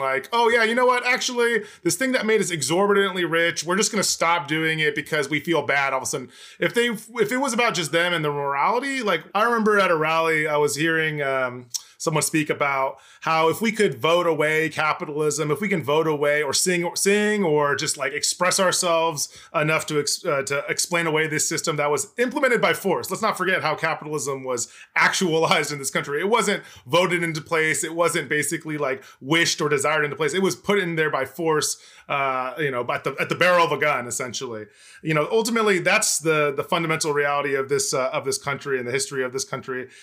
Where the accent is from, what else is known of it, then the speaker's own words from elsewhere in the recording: El Cajon, California, United States; police brutality uprising in my hometown in two thousand sixteen